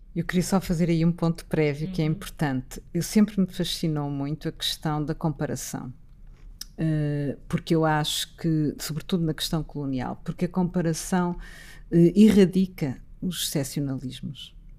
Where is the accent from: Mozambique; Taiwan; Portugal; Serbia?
Portugal; como portuguesa